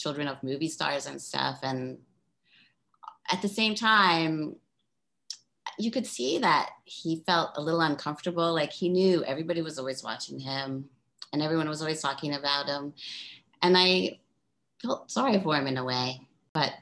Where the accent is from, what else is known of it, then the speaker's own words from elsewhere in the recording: Baltimore, Maryland, United States; moved away as an adult; also born or lived in East Village, New York / Providence, Rhode Island; I lived in the East Village in the 80s and I'm from Baltimore and I went to Brown